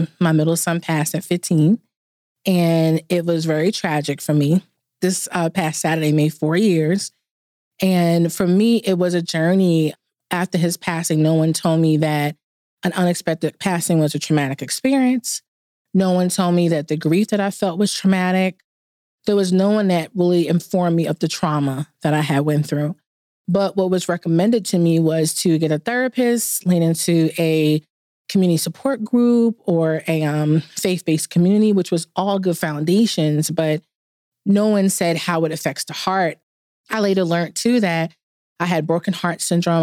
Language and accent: English; New York City, New York, United States; now in Atlanta, United States; I'm initially from New York, so the Big Apple. Currently live in Atlanta